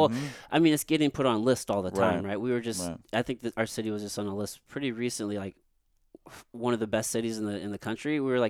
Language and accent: English; Jefferson City, Missouri, United States; also born or lived in San Antonio; I'm from Jeff City.